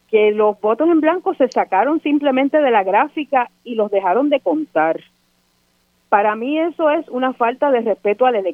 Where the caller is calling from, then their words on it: Santurce, Puerto Rico; de Santurce.